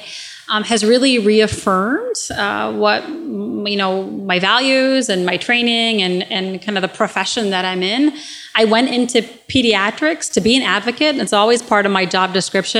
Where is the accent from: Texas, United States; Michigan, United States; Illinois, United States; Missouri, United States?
Michigan, United States; Royal Oak; also born or lived in Iraq / Detroit, Michigan / Flint, Michigan; when I was a kid in high school, I grew up in Royal Oak.